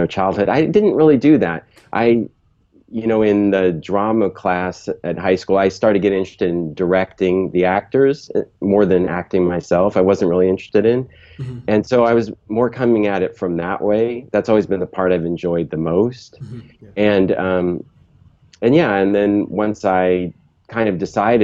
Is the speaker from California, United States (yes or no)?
yes; San Jose, California, United States; I grew up in Northern California in San Jose, which is now the heart of Silicon Valley